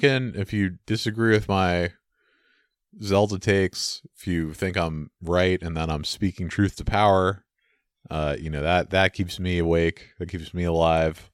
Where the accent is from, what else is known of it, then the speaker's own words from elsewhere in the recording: San Francisco, California, United States; I grew up in San Francisco